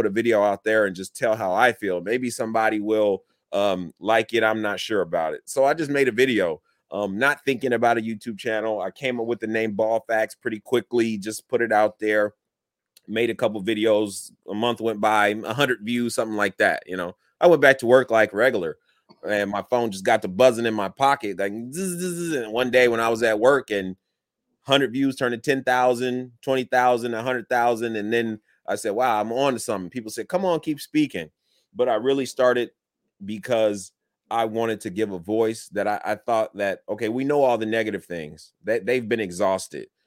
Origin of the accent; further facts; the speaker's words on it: Illinois, United States; also born or lived in Chicago; I was born in Chicago, and moved throughout Illinois.